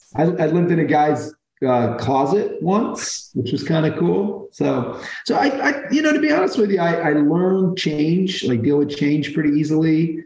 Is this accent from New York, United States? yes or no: yes; Brooklyn, New York, United States; born there; I was born in Brooklyn. I was kind of a young teenager, not on the right track. So she gave me up early. I wound up living in about 15 homes growing up, different homes